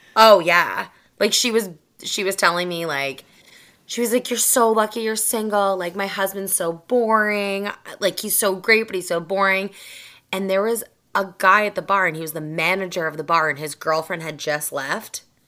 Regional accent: just south of Boston, Massachusetts, United States; accent: Boston; I grew up in Massachusetts, just south of Boston. So I'm a Boston girl through and through.

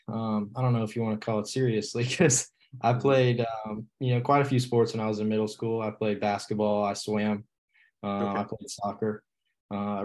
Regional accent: Charleston, South Carolina, United States; also born or lived in Bristol, Virginia; I live in Charleston now, but I was not born here. I was born in Southwest Virginia

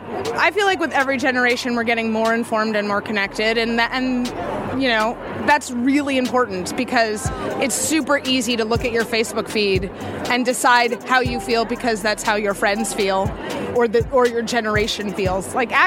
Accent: New York City, New York, United States; I'm from New York City originally.

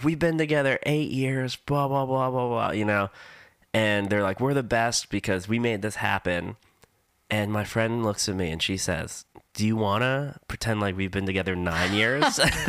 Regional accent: New Jersey, United States; And they're like, where are you from? We're like, New Jersey.

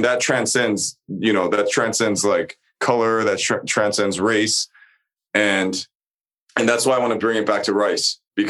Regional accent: United States; I'm Korean American? Because I have a lot, I grew up with a lot of these stories

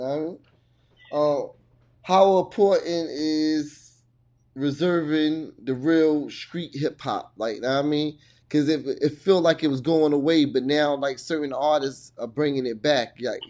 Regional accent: East Coast, United States; So, but I'm born and raised on the East Coast.

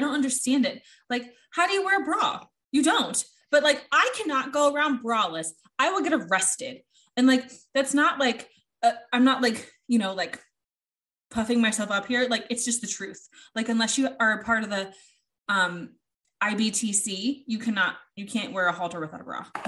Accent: United States; I'm American

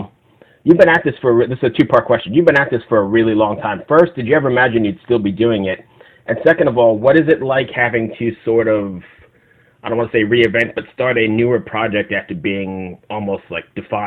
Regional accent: Long Island, New York, United States; Because I grew up on Long Island

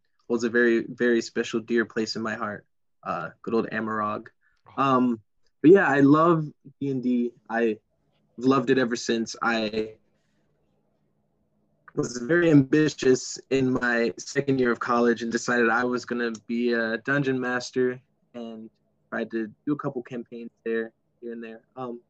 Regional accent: Toledo, Ohio, United States; I'm from Toledo, Ohio.

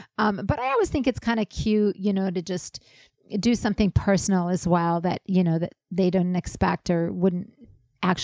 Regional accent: South Africa; moved away; also born or lived in Israel; my hometown in South Africa

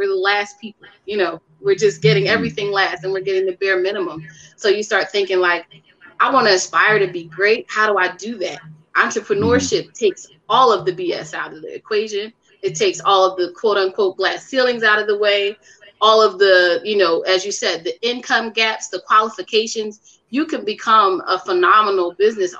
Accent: Philadelphia, Pennsylvania, United States; I'm from North Philly, you know, so wasn't a lot of entrepreneurship, you know, people in that space that were women.

